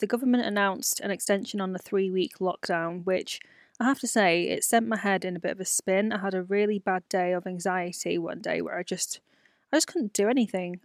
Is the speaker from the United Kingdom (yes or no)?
yes; United Kingdom; my life as a B B C, a British-born Chinese person